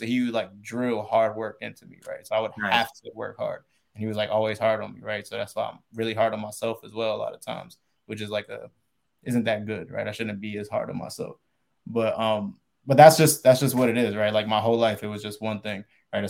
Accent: Pennsylvania, United States; my mom, remember, she lives out here in Arizona. I'm originally from Pennsylvania. Right. So I'm still on the East Coast.

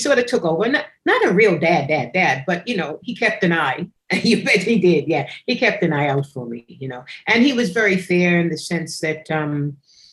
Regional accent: United States; moved away as an adult; now in Australia; I grew up in America as a West Indian because my mother and father were both from Jamaica.

